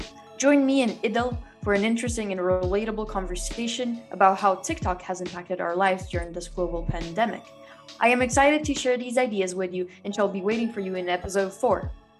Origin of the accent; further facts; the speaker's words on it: London, United Kingdom; I'm 17 from London.